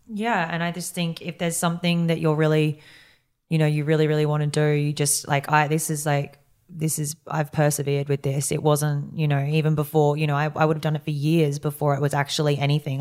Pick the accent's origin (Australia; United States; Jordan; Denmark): Australia; Yeppoon, Queensland; moved away; I grew up in Yeppoon, which was this tiny town